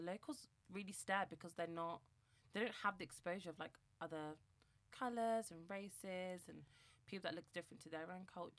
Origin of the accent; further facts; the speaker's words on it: London, United Kingdom; Londoners. Mm-hmm. We've been born and bred in London.